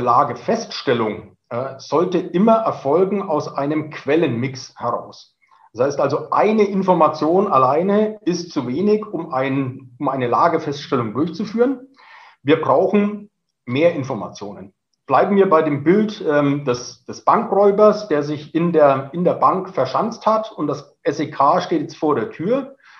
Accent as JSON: {"language": "German", "area": "Franconia", "region": "Bavaria", "country": "Germany", "tie": "born or raised there", "accent": "Franconian", "moved": "as an adult", "lives_now": "Munich, Germany", "said": "Sie hören es am Zungenschlag. Ich bin gebürtiger Franke, äh, sitze aber seit äh, über 20 Jahren hier in München fest"}